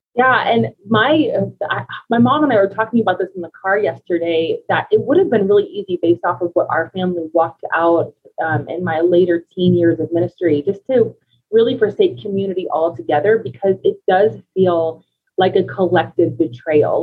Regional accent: United States; moved away as an adult; now in Colorado Springs, United States; we're originally from Ohio and Kentucky, so we've been in Colorado for five years now

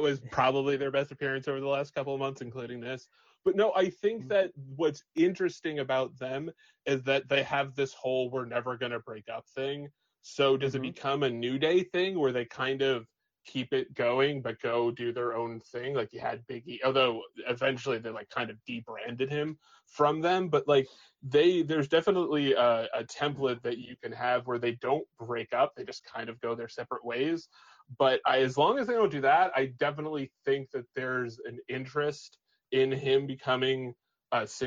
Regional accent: Long Island, New York, United States; I'm also from Long Island

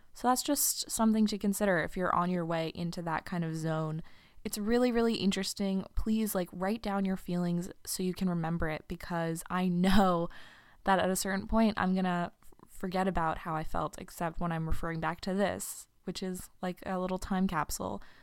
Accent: New York, United States; moved away as an adult; I'm a New Yorker, becomes a huge part of your identity.

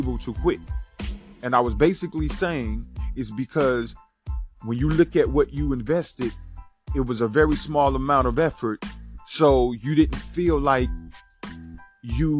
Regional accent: Rocky, South Carolina, United States; I'm from Rocky, South Carolina.

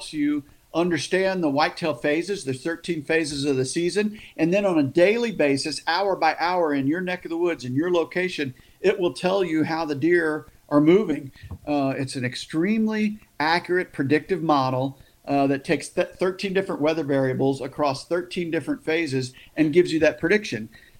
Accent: Bloomsdale, Missouri, United States; also born or lived in Perryville, Missouri; I was born in Perryville, Missouri, because that's where the hospital was. But I grew up in Bloomsdale, Missouri, about 2 or 3 miles from the Mississippi River

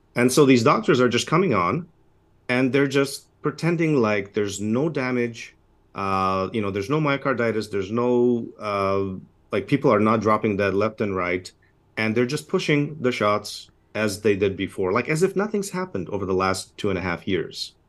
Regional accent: Canada; I'm a Canadian, uh, physician

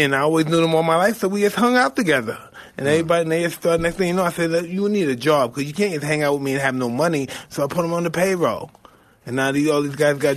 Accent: New York City, New York, United States; I'm from Brownville.

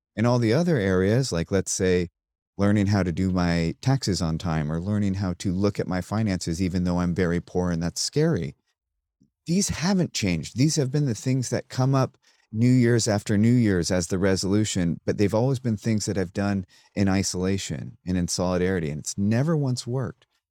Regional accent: United States; I'm, I'm an American, and I grew up with nine eleven

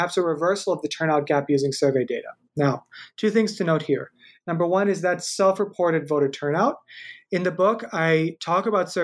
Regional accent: Indiana, United States; moved away as an adult; also born or lived in Massachusetts; I'm actually originally from Indiana, so I'm kind of back home, my home state, a Midwestern boy

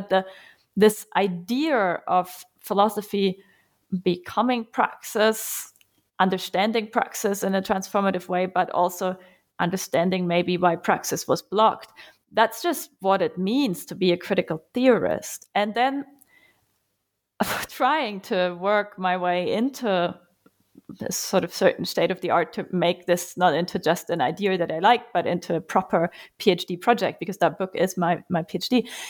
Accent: Germany; and as for my life background, I'm from Germany. Most of my academic training was spent there. I have spent some time in Cambridge and at the New School as well, though. And I've actually grown up very far away from the university on a little farm

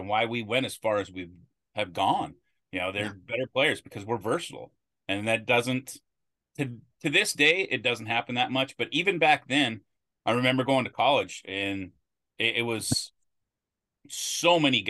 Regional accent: Billings, Montana, United States; moved away as an adult; now in Bellevue, United States; people figure out that I'm from Billings

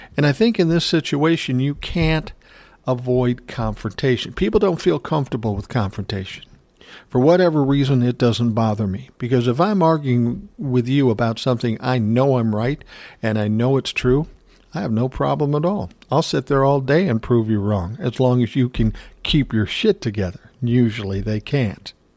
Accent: Minneapolis, Minnesota, United States; I was born in South Minneapolis, nineteen sixty

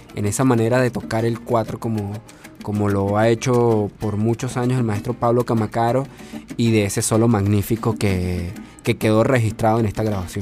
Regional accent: Venezuela; como músicos venezolanos, como, como venezolanos que somos

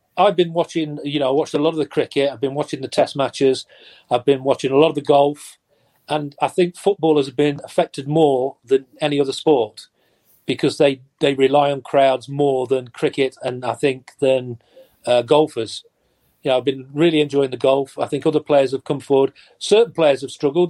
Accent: Nottingham, East Midlands, United Kingdom; I'm born and bred Nottingham. I was lucky enough to play for my hometown team

